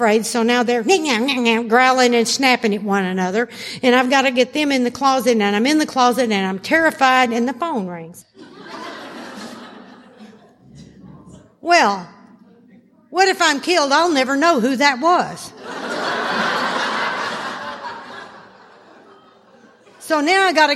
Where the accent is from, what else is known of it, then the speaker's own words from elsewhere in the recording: Arkansas, United States; I was raised in Arkansas.